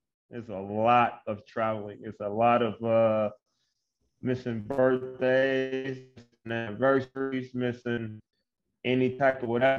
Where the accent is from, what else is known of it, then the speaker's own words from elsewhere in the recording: Grand Rapids, Michigan, United States; Grand Rapids, my hometown.